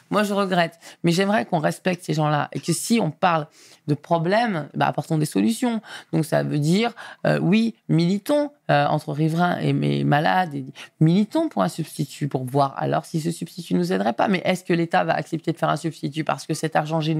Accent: Auvergne-Rhône-Alpes, France; born there; Moi pas. Moi, je suis né en Rhône-Alpes.

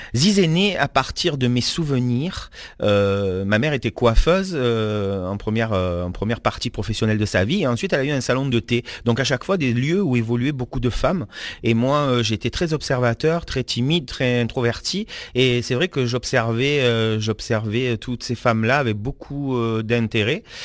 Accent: the South, south of France, France; moi je suis du Sud

